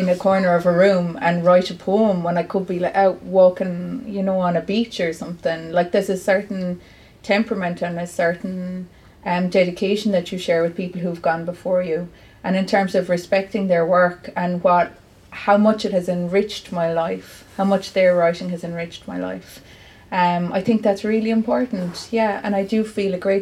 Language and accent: English; Clare, Munster, Ireland; also born or lived in Galway; now in Cork, Ireland; I was born in Galway, but like all Clare people are either born in Galway or Limerick or the side of the road, you know. We don't have a maternity hospital, so it's not that much of a big deal that I was born in Galway. I'm Clare, like, I'm Clare through and through